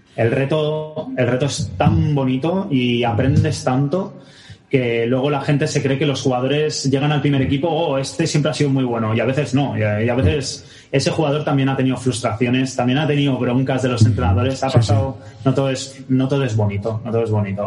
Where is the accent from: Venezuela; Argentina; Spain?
Spain; Barcelona, Catalonia; Yo también soy de Barcelona, sí, sí, yo también soy de Barcelona